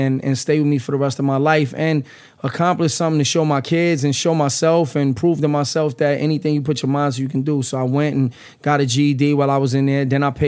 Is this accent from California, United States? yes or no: no; New York City, New York, United States; now in New Jersey, United States; I'm from the Lower East Side. I grew up in the Lower East Side, but I reside in Jersey, man.